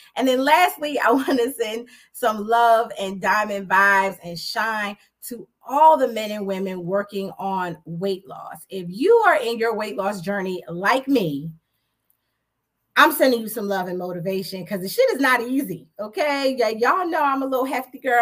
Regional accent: New York City, New York, United States; I'm from Jamaica, Queens. St. Albans to be exact

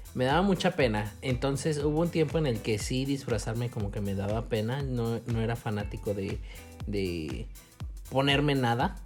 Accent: Mexico; somos mexicanos

